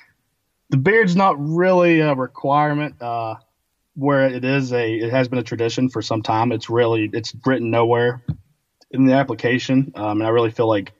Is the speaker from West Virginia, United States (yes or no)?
yes; Buffalo, West Virginia, United States; I'm from Buffalo, West Virginia, a real small town, about 1,200 people. And it is down in Putnam County